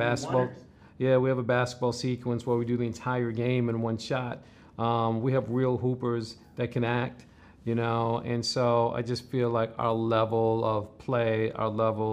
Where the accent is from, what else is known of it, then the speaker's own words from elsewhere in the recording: New York City, New York, United States; Growing up in New York and the Bronx